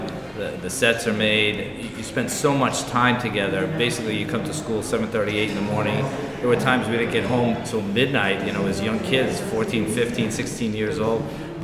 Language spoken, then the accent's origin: English; New York City, New York, United States; growing up in Brooklyn and going to Midwood